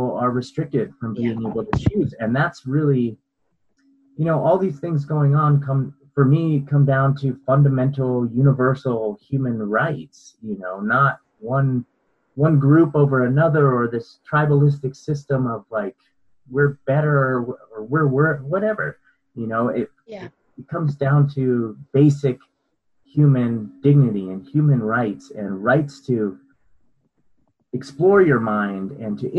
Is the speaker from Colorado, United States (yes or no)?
yes; Colorado, United States; I grew up in Colorado